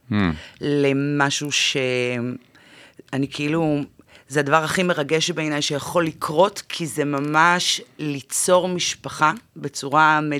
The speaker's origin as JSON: {"language": "Hebrew", "area": "the Krayot", "region": "Haifa District", "country": "Israel", "moved": "as an adult", "lives_now": "Tel Aviv, Israel", "said": "אני מהקריות במקור הגעתי לתל אביב לפני שנה"}